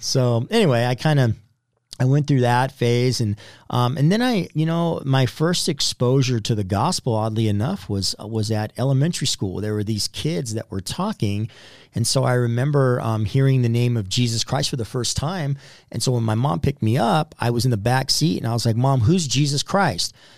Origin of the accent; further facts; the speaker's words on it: Southern California, United States; I was born in Southern California